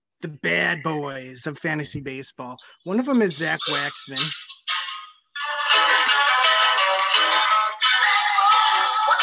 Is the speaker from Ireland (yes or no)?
no; Sweden; I'm from Sweden.